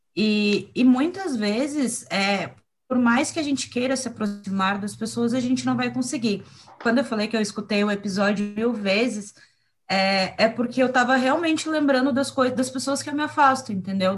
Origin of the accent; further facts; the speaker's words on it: Curitiba, Paraná, Brazil; eu fui criada, assim, eu vivi boa parte da minha infância, juventude, enfim, em Curitiba